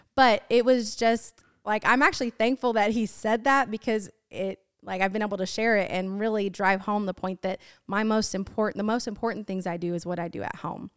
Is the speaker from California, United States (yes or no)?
no; Washington, United States; I grew up in Washington State